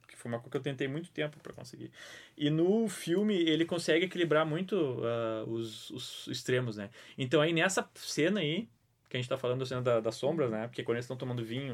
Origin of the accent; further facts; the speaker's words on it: Bagé, Rio Grande do Sul, Brazil; eu sou de Bagé. Eu cresci com medo de lobisomem